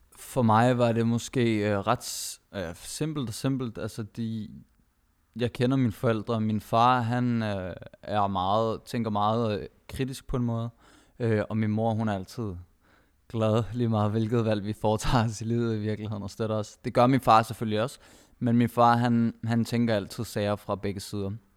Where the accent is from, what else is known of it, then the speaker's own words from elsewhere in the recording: Denmark; jeg har selv palæstinensiske rødder, og min kone har filippinske rødder, vi begge to er født og opvokset i Danmark